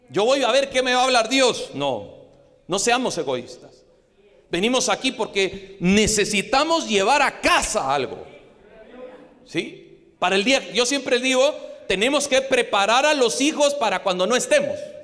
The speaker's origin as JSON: {"language": "Spanish", "country": "Guatemala", "said": "como guatemalteco"}